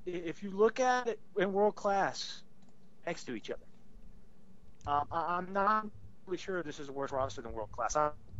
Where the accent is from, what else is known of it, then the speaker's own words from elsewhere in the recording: South Carolina, United States; I'm from South Carolina